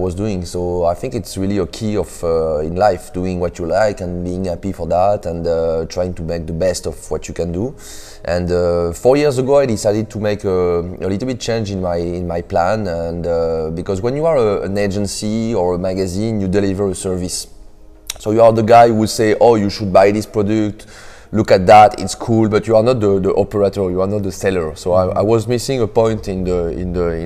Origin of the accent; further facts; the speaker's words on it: Paris, Île-de-France, France; English is a second language; moved away as an adult; now in United States; I'm coming from France, Paris. I came in the US 2 years ago.